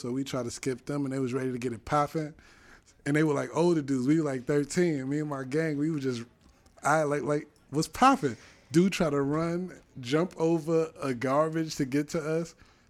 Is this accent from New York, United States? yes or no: yes; New York City, New York, United States; because I'm from the Bronx.